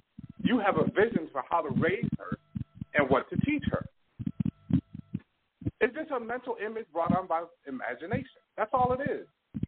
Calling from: Toronto, Ontario, Canada

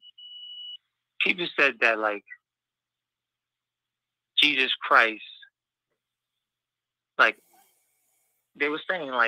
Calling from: Pennsylvania, United States; Mike, it's … from PA.

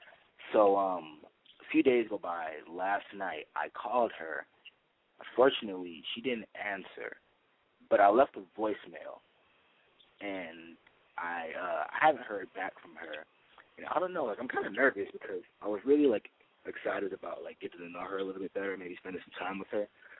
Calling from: Studio City, California, United States; from Studio City 19.

